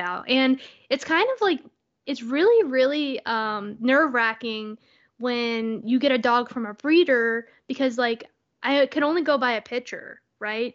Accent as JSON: {"language": "English", "region": "Texas", "country": "United States", "moved": "yes", "said": "I'm originally from Texas"}